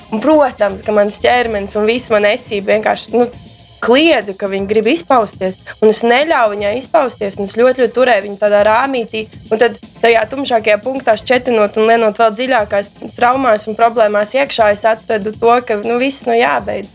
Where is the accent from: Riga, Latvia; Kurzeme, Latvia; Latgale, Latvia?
Riga, Latvia; es nāku no Rīgas